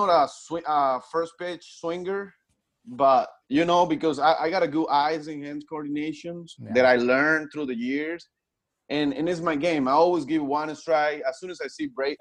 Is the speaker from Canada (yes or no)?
no; Punto Fijo, Falcón, Venezuela; English is a second language; now in United States; I grew up in Punto Fijo. The state is Falcón